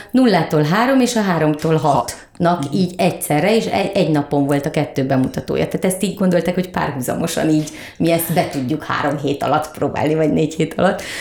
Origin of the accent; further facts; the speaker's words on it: Keszthely, Zala, Hungary; now in Budapest, Hungary; én vidéken nőttem föl és mi a város szélén laktunk a vasút mellett a Balatonnal szemben Keszthelyen